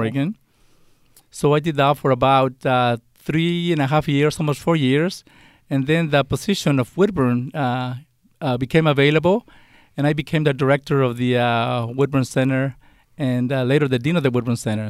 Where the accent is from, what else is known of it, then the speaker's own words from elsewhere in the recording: Mexico; English is a second language; also born or lived in California; now in United States; I was born and raised in Mexico